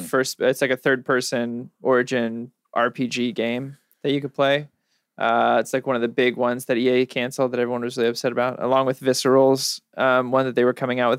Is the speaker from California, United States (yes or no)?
yes; California, United States; also born or lived in New York; I'm from California